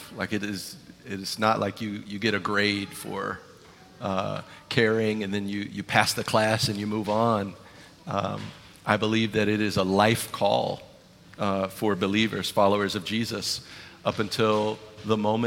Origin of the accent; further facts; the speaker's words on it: Ravenel, South Carolina, United States; I lived with my grandfather, Marion, who raised me. And he had a lot of old ways about him, being, you know, living in Ravenel, South Carolina